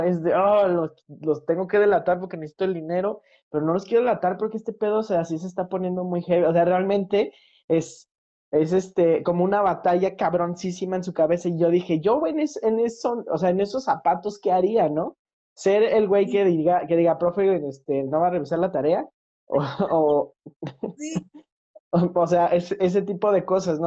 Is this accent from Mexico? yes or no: yes; Mexico; yo como mexicano